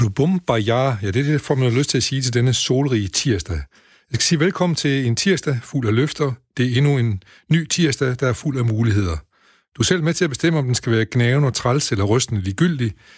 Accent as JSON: {"language": "Danish", "area": "Højbjerg near Aarhus", "region": "Central Denmark Region", "country": "Denmark", "tie": "born or raised there", "said": "Jeg kommer fra Behøj uden for Aarhus"}